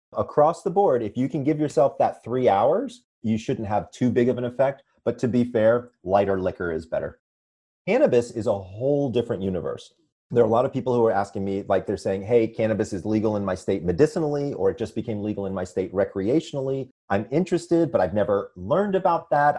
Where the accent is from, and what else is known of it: Atlanta, Georgia, United States; born or raised there; moved away as an adult; also born or lived in Sandy Springs, Georgia / upstate New York; now in Manhattan Beach, United States